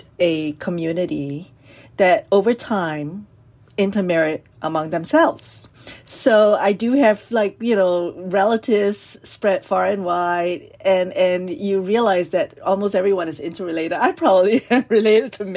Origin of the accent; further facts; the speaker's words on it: Singapore; I am from Singapore